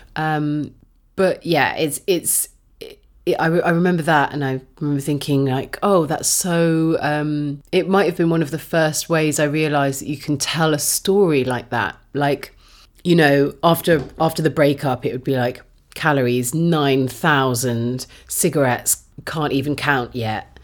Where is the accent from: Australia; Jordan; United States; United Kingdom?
United Kingdom; as a woman growing up in Britain